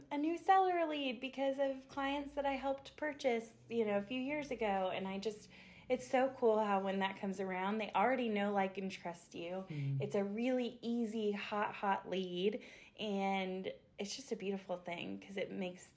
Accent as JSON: {"language": "English", "town": "Asheville", "region": "North Carolina", "country": "United States", "tie": "born or raised there", "said": "I was born and raised here in Asheville, North Carolina"}